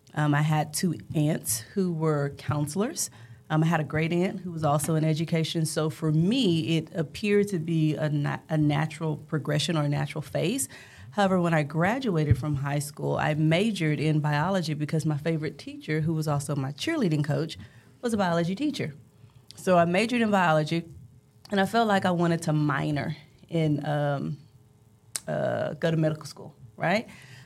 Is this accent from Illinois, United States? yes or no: no; Brazoria, Texas, United States; now in Dallas, United States; And I grew up in the actual city of Brazoria. I attended Sweeney High School. It has one stoplight. We had one elementary, we had one middle school, and we had one high school. I actually lived in what was called the MIMS community.